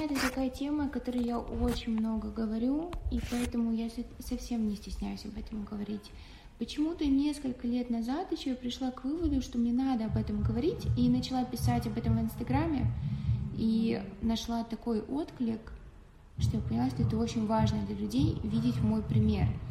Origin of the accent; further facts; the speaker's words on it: Tula, Tula Oblast, Russia; moved away; я из Тулы